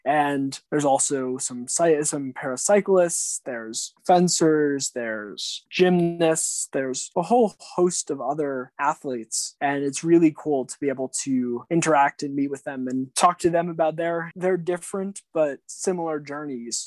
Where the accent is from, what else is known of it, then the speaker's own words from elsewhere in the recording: Weston, Connecticut, United States; I was pretty pretty lucky to grow up where I grew up in Weston, Connecticut